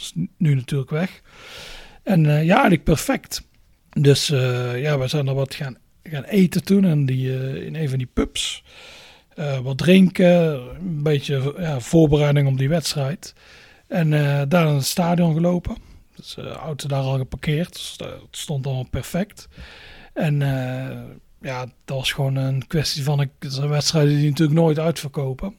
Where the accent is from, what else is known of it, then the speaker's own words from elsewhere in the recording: Netherlands; we zijn Nederlanders